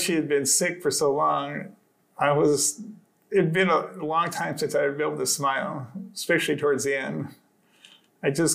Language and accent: English; Arizona, United States; I grew up in Arizona